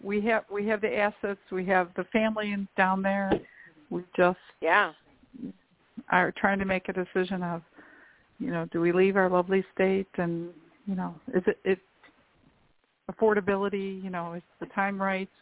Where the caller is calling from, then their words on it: Illinois, United States; I'm calling … from Illinois